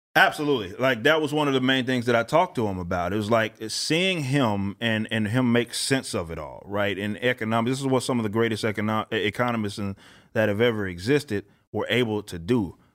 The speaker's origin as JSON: {"language": "English", "town": "Dallas", "region": "Texas", "country": "United States", "tie": "born or raised there", "said": "I'm from South Dallas, Oak Cliff, Texas."}